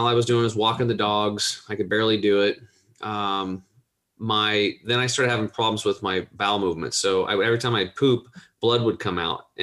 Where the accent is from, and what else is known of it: Eastern Oregon, United States; born or raised there